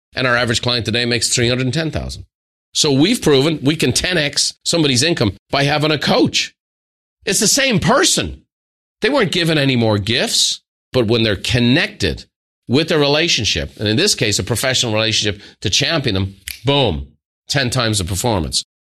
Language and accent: English; Ireland; Irish people